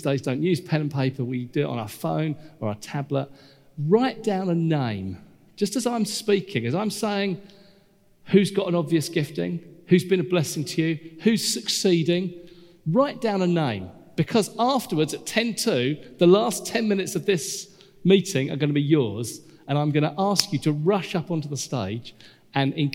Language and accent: English; United Kingdom; we're British